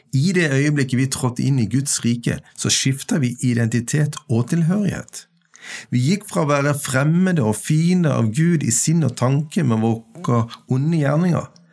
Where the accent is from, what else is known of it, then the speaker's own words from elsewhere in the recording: Kvinesdal, Agder, Norway; now in Stord, Norway; Jeg er født i Kvinesdal, bosatt på Stord i nasjonen Norge